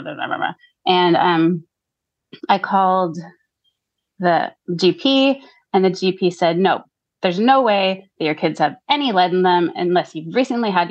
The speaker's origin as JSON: {"language": "English", "country": "United States", "tie": "born or raised there", "accent": "American", "moved": "as an adult", "lives_now": "Gisborne, New Zealand", "said": "growing up in America"}